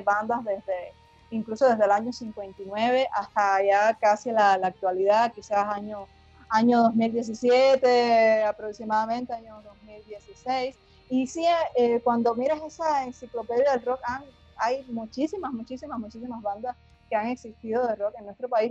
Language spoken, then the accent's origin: Spanish; Havana, Cuba; somos de La Habana, de La Habana, la capital de Cuba